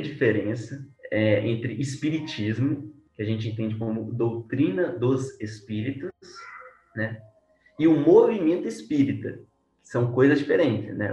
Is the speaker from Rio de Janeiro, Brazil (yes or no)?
no; Belo Horizonte, Minas Gerais, Brazil; sou de Belo Horizonte, né, Minas Gerais